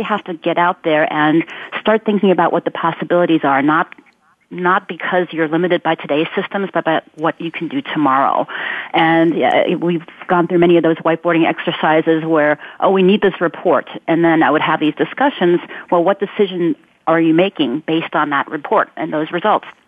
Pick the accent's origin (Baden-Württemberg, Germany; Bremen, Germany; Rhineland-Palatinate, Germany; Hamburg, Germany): Baden-Württemberg, Germany; Ulm; moved away; I'm originally from Germany and Albert Einstein is from my hometown